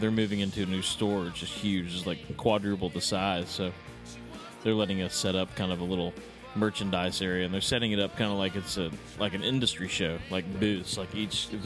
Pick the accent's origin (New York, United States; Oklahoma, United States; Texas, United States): Texas, United States; Dallas; I'm from Dallas, from Highland Park area